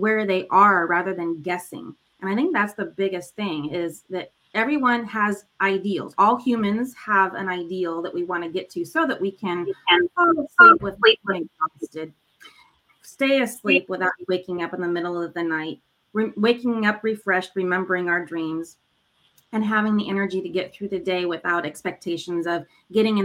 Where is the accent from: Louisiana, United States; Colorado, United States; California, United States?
California, United States; Los Angeles; born and raised in Los Angeles